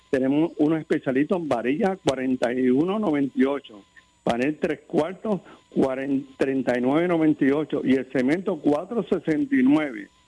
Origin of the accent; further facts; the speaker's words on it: Ponce, Puerto Rico; somos de Marueño